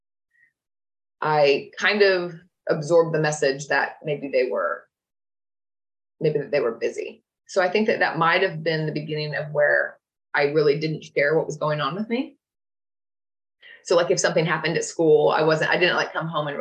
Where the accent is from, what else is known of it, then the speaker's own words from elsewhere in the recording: Oklahoma, United States; I grew up in Oklahoma in middle America